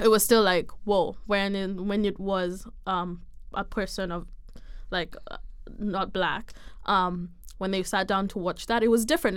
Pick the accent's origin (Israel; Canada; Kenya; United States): Kenya; moved away as an adult; I am Kenyan